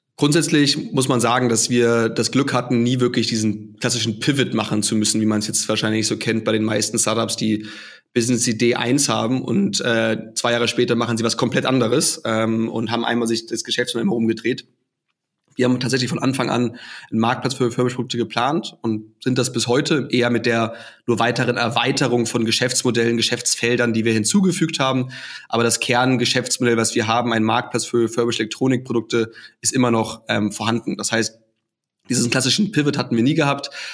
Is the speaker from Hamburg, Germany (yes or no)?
yes; Hamburg, Germany; also born or lived in Australia / China / England / Munich; now in Austria; Ich komme ursprünglich aus Hamburg im, im hohen Norden